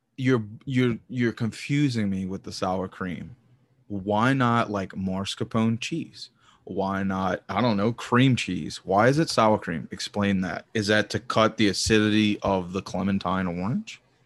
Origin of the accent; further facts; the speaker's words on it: the South, United States; I'm from the South